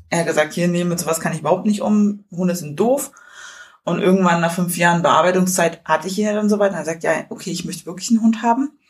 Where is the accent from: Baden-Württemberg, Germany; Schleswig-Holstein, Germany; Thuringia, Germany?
Thuringia, Germany; Ich komme ja ursprünglich aus Thüringen.